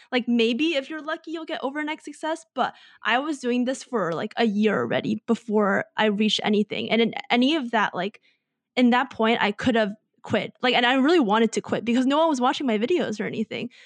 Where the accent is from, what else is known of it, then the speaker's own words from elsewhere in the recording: United States; growing up in America